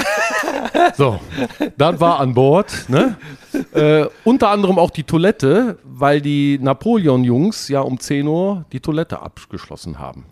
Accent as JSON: {"language": "German", "town": "Erkelenz", "region": "North Rhine-Westphalia", "country": "Germany", "said": "ich komme aus Erkelenz, also um euch mal irgendwie zu sagen, wo es so ungefähr liegt, zwischen Düsseldorf, Aachen und Köln"}